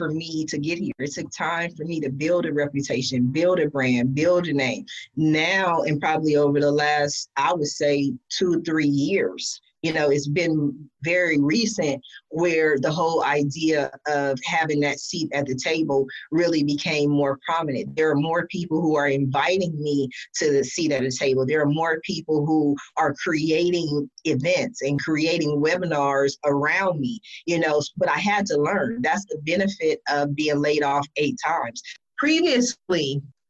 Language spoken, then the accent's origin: English; California, United States; also born or lived in Columbus, Ohio; since I was 8, I've been, you know, I'm 44 now. I've been in California